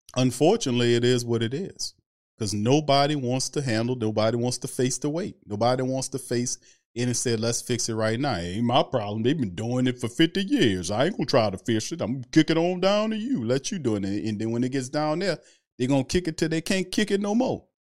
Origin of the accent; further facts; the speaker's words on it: New Orleans, Louisiana, United States; I'm from New Orleans. I'm from the lower nine